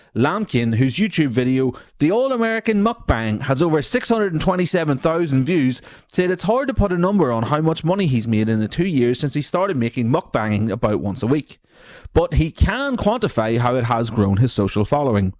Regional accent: Newry, Northern Ireland, United Kingdom; I'm from Newry

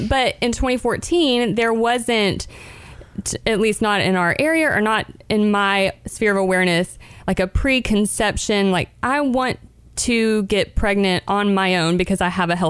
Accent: Chattanooga, Tennessee, United States; also born or lived in Birmingham, Alabama; I grew up in Chattanooga

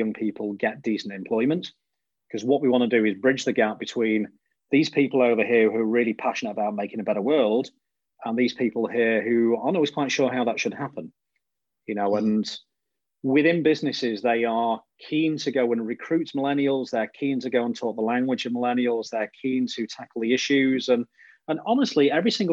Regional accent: Blackpool, North West England, United Kingdom; moved away; I'm from Blackpool in the northwest of the UK originally.

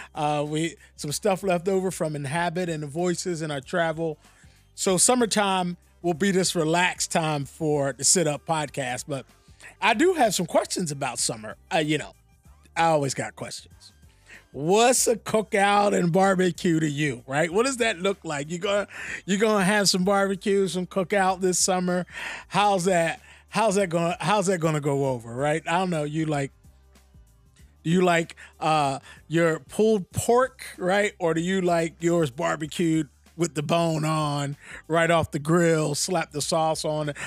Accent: Philadelphia, Pennsylvania, United States; I'm from Philly

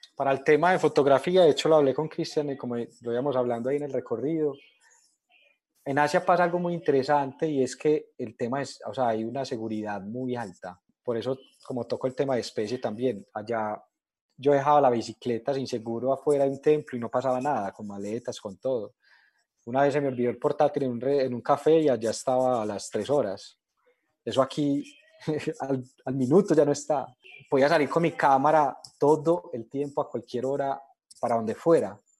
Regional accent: Colombia; yo soy colombiano

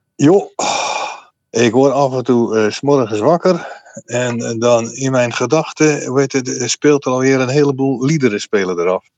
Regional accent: Middelburg, Zeeland, Netherlands; ik zat eh, op de Gravenstraatschool in Middelburg

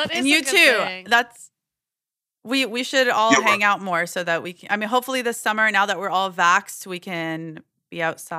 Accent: Alabama, United States; moved away; growing up in Alabama

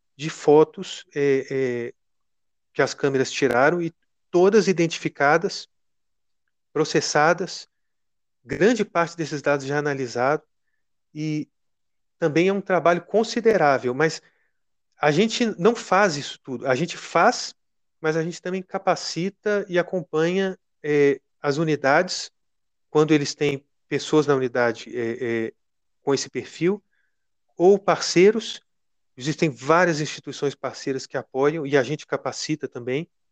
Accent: Minas Gerais, Brazil; sou mineiro

